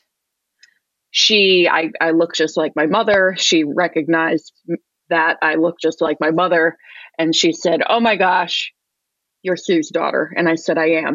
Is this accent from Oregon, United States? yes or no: no; upstate New York, United States; I moved home to my hometown in upstate New York